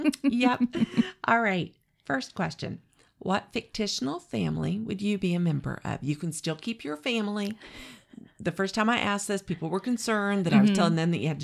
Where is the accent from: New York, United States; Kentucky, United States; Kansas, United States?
Kansas, United States; now in Williamsburg, United States; I'm from Kansas.